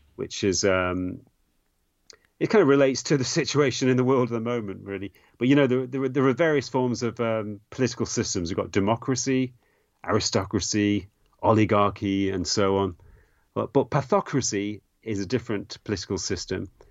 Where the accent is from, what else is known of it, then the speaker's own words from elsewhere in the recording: England, United Kingdom; I grew up in England in the 1980s